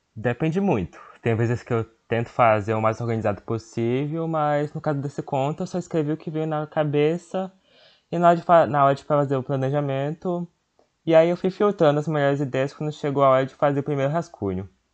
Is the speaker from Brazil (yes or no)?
yes; Northeast Region, Brazil; a minha terra, onde eu vivi